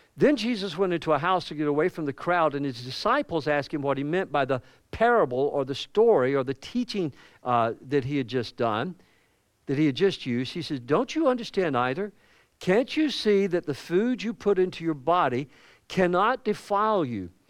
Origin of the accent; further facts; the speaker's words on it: the South, United States; accent: Southern; as a Southerner